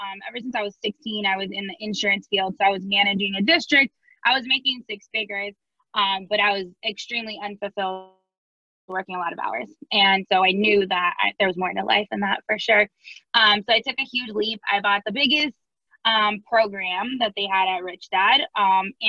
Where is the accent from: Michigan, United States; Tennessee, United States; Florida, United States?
Florida, United States; Miami; now in St. Louis, United States; I'm originally from Miami